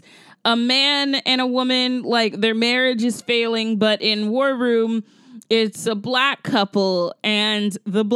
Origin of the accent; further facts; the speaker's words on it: Augusta, Georgia, United States; my hometown of Augusta, Georgia